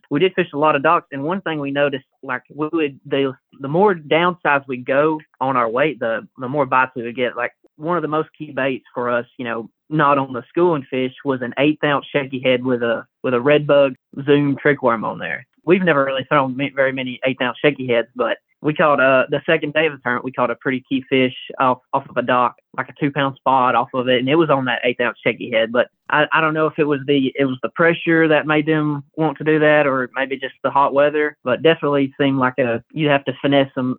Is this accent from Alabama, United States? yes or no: yes; Jacksonville area, Alabama, United States; I went to school in uh, Pleasant Valley. It's a school maybe 20 minutes outside of JSU